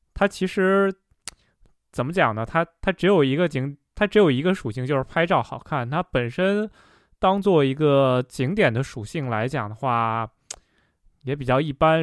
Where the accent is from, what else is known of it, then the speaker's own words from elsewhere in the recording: the Northwest, Northwest China, China; 我本身也是在西北长大的